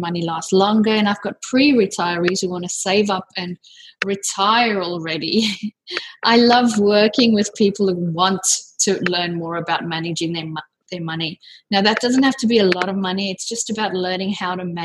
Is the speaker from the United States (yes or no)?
no; South Africa; moved away as an adult; now in Sydney, Australia; I'm actually originally from South Africa, but I've lived here in Sydney for almost 18 years now.